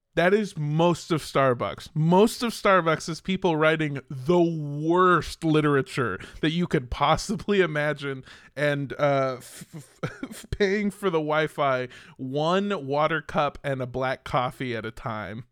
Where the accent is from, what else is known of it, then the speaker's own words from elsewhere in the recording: Southern California, United States; growing up in Southern California in uh the time that I grew up